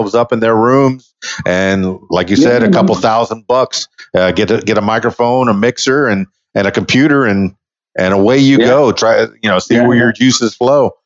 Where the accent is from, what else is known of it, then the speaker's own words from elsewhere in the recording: Miami, Florida, United States; moved away as an adult; now in Arkansas, United States; I'm from Miami, Florida, which is a really big city